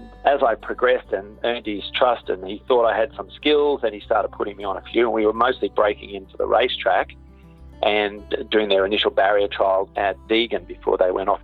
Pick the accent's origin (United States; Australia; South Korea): Australia; moved away as an adult; also born or lived in Cambridge, New Zealand; I grew up in Australia